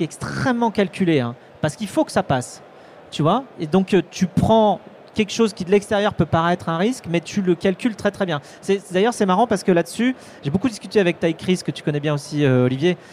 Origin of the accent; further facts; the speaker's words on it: Vendée, Pays de la Loire, France; je suis vendéen, hein, tu vois, je suis j'ai grandi en Vendée entre des vaches et des moutons